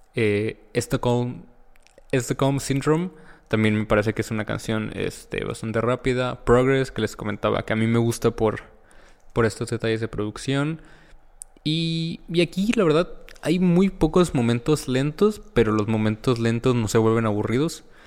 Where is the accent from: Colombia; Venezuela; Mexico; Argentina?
Mexico; yo como mexicano